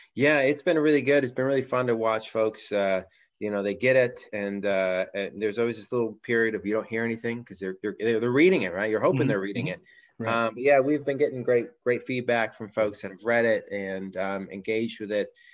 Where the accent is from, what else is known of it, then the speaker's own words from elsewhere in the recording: Pittsburgh, Pennsylvania, United States; We started a church here in my my hometown, Pittsburgh